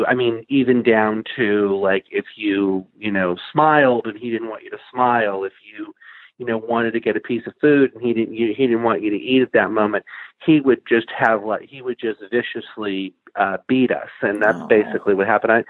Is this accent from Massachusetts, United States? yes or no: yes; Plainville, Massachusetts, United States; I grew up in Plainville, Massachusetts, which is just a small town.